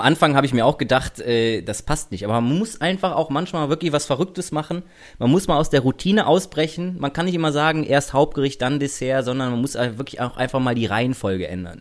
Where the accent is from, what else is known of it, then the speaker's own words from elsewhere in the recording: Rhineland, Germany; now in Berlin, Germany; ich komme aus dem Rheinland